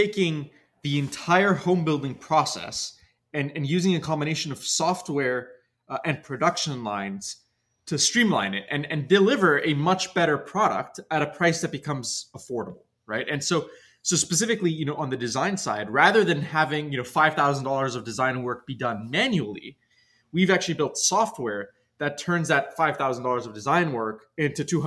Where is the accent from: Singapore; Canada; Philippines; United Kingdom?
Canada; Toronto, Ontario; moved away as an adult; also born or lived in New York; now in Los Angeles, United States; I grew up in Toronto, and then I moved to New York to study